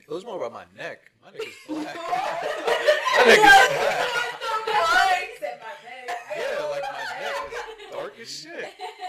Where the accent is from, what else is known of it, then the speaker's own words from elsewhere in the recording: Franklin, United States; first language Spanish; English is a second language; where I grew up in Franklin, there's hella Hispanics, hella black kids, a lot of Indians, a lot of Asians, a lot of white people. It's a good mix of everything.